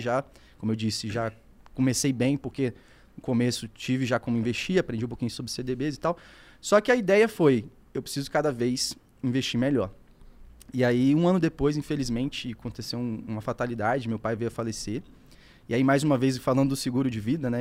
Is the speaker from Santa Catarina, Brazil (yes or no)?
no; Espírito Santo, Brazil; Moro no Espírito Santo, né? Sou capixaba